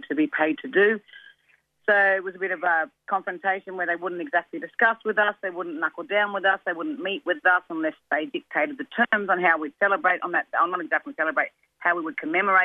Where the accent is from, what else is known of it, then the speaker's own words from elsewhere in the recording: Gumbaynggirr, Dunghutti and Bundjalung nations, mid-north coast of New South Wales, Australia; I'm from the Goombangia, Dungari and Bundjalung nations, three nations on the mid-north coast of New South Wales